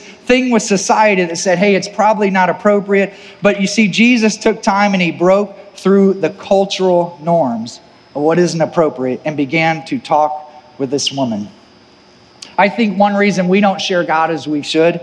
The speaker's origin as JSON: {"language": "English", "region": "Missouri", "country": "United States", "said": "if you're from the Midwest, we take pride in our Midwest work ethic"}